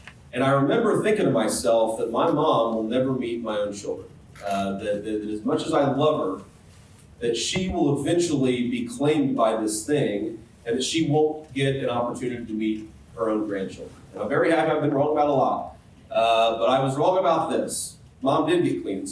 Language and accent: English; Middletown, Ohio, United States; I grew up in Middletown, Ohio, pretty much clear on the other side of the state